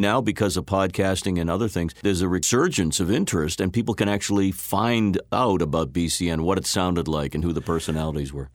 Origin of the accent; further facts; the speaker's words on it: Randolph, Massachusetts, United States; I grew up just a little south of here in a town called Randolph.